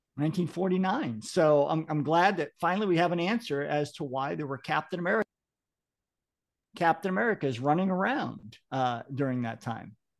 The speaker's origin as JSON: {"language": "English", "region": "Massachusetts", "country": "United States", "said": "I'm from Massachusetts"}